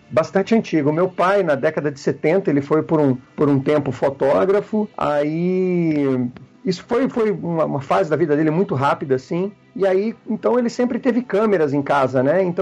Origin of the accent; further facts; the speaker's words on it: Londrina, Paraná, Brazil; eu sou de Londrina, não sei se eu comentei isso